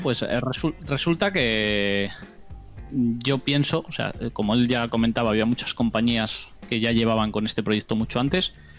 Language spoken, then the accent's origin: Spanish; Basque Country, Spain; soy del norte de España, eh, País Vasco concretamente, lo notaréis por el acento